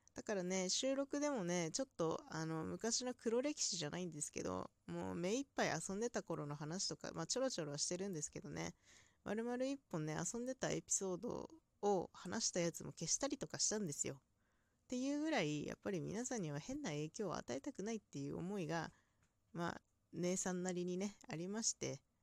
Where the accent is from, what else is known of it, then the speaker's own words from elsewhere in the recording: inland Hokkaido, Japan; 北海道の内陸というところであまり鉛のない地方